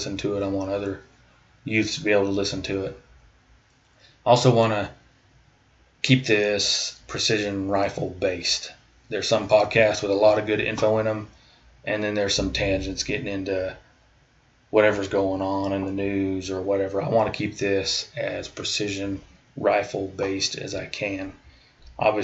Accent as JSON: {"language": "English", "region": "Iowa", "country": "United States", "tie": "born or raised there", "also_born_or_lived": "Charleston / Alaska", "moved": "as an adult", "lives_now": "Kansas, United States", "said": "I was born and raised in Iowa"}